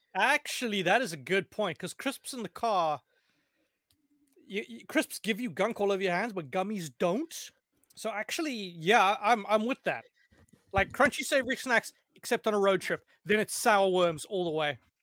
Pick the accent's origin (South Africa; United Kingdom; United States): South Africa; moved away; I'm South African